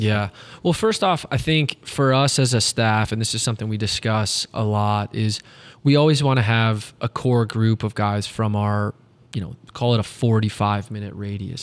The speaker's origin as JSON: {"language": "English", "town": "Detroit", "region": "Michigan", "country": "United States", "tie": "born or raised there", "also_born_or_lived": "Saginaw, Michigan", "moved": "as an adult", "lives_now": "St. Louis, United States", "said": "when I was growing up in Metro Detroit"}